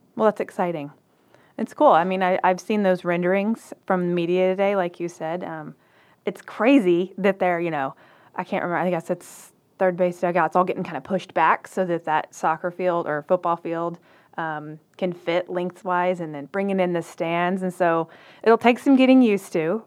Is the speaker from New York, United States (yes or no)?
no; Waco, Texas, United States; also born or lived in Dallas area, Texas; I'm from Waco